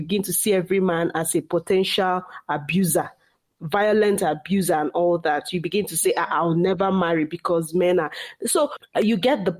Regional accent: Nigeria; accent: Igbo; as Nigerian women, and the society we grew up

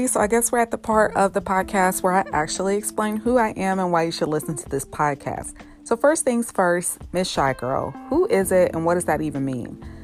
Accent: Chicago, Illinois, United States; I was born and raised in Chicago on the south side, not in the burbs

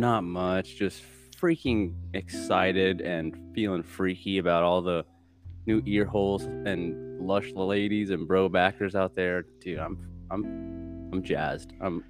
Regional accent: United States; moved away as an adult; also born or lived in Philippines; I'm just from the Philippines, or well, my family is. I grew up in America for 18 years or so, and I was asked to leave by stipulation of the U.S. government, and so then I went to an international school in the Philippines

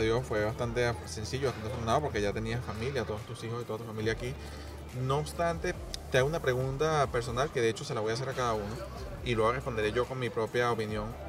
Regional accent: Venezuela; moved away as an adult; also born or lived in Portugal (parents); now in Spain; salimos tarde de Venezuela

